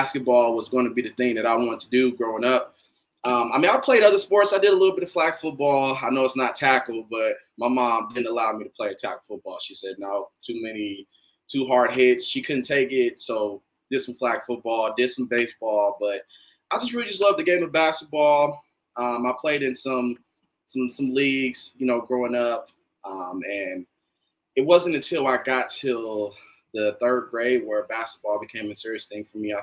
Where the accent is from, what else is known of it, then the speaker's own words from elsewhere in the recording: Northern California, United States; growing up in Northern California